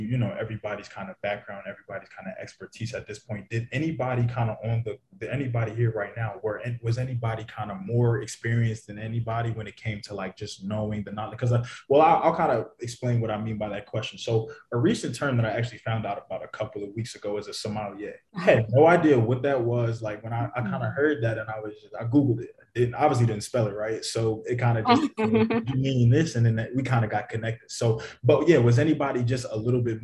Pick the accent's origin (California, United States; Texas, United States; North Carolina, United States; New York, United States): New York, United States; New York City; also born or lived in Syracuse; I was born in the Bronx.